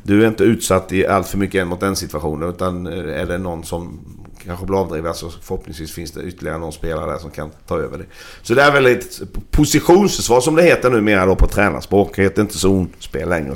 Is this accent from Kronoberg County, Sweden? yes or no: yes; Växjö, Kronoberg County, Sweden; moved away; jag växte upp i Växjö